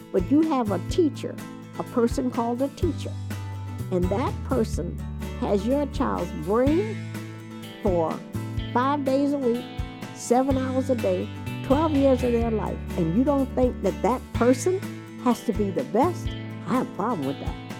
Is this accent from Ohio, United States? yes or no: no; Jacksonville, Florida, United States; moved away as an adult; now in Delaware, United States; I grew up in Jacksonville, Florida